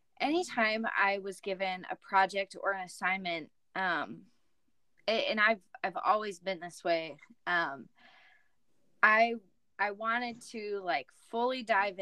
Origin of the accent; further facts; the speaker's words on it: Indiana, United States; now in Minnesota, United States; Yeah, so I grew up in Indiana, moved around a lot, and while I was in high school, found out about a college up in Minnesota, and first time I came, fell in love with it. Moved up to Minnesota after graduating